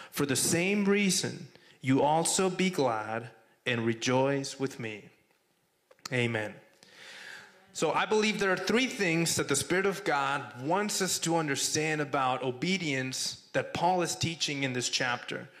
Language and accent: English; Mexico; also born or lived in Texas; now in Arizona, United States; I'm from Mexico, born and raised.